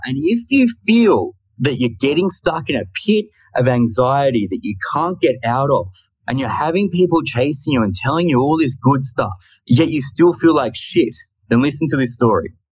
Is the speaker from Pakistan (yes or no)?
no; Australia; I'm just from Australia. So I thought I'd put that in in case you're unaware and couldn't tell by the accent